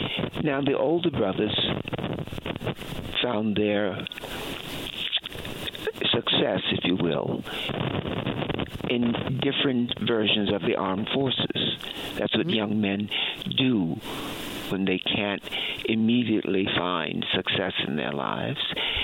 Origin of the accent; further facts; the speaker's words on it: Baltimore, Maryland, United States; Baltimore, Maryland.